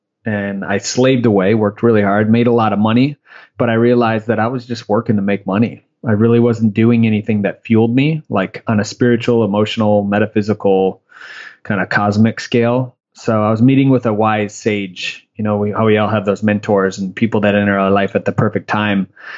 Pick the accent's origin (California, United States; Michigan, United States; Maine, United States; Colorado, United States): Michigan, United States; moved away; also born or lived in Tampa, Florida; I'm actually originally from Michigan.